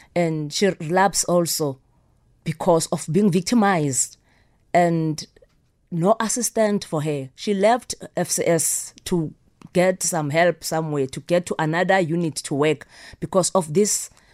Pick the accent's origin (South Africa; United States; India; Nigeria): South Africa